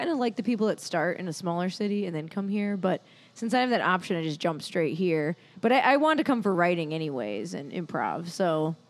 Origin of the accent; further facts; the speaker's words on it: Michigan, United States; now in Chicago, United States; from Michigan originally. I've kind of lived all over, but I've been in Chicago almost a decade now.